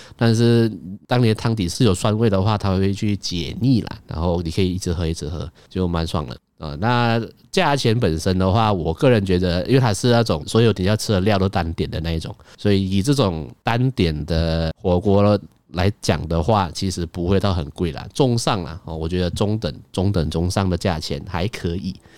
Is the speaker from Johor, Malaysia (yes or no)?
no; Kuala Lumpur, Malaysia; 我身为一个，呃，在城市长大的小孩